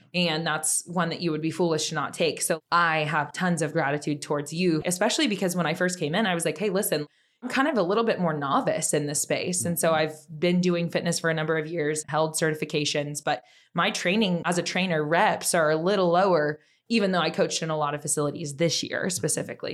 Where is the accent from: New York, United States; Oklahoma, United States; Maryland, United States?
Oklahoma, United States; now in Austin, United States; I'm from Oklahoma. We say boomer sooner